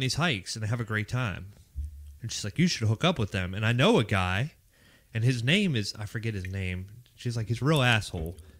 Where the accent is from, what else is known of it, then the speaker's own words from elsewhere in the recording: Pittsburgh, Pennsylvania, United States; accent: Pittsburgh; moved away as an adult; now in Raleigh, United States; I'm from Pittsburgh, Pennsylvania. That's where I came out of MEPS at. Uh, I graduated from high school in Pittsburgh, Pennsylvania